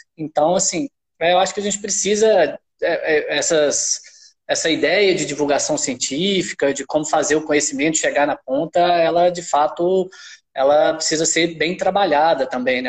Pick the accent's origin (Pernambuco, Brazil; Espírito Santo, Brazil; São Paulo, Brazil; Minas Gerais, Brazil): Minas Gerais, Brazil; accent: mineiro; moved away as an adult; also born or lived in Pará; now in Belém, Brazil